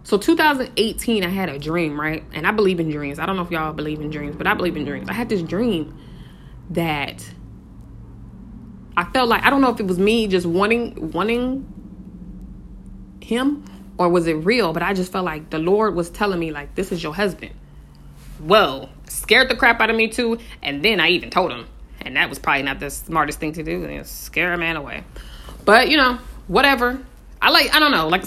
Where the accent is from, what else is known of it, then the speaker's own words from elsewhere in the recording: Colorado, United States; born there; I used to live in uh, Colorado. Well, I was born in Colorado